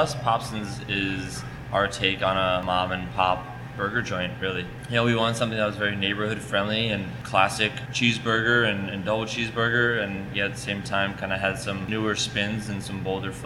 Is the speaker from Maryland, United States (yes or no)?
yes; Silver Spring, Maryland, United States; moved away as an adult; now in San Francisco Bay Area, United States; I'm from Maryland. Grew up in Silver Spring, Maryland.